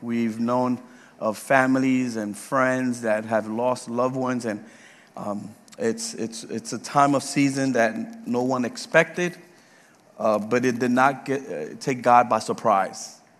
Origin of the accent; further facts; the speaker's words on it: Puerto Rico; now in Leesburg, United States; When we came from Puerto Rico to Georgia, we served at Hebron Baptist Church for 7 years with the Spanish ministry.